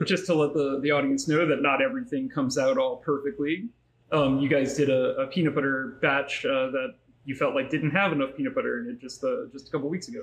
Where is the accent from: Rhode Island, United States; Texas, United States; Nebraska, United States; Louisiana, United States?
Louisiana, United States; New Orleans; now in Anaheim, United States; I grew up in New Orleans